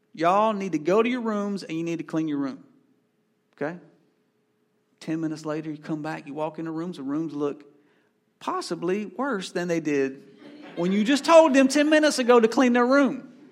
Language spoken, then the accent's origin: English; Asheboro, North Carolina, United States; I come from Ashboro, North Carolina, home of the N C Zoo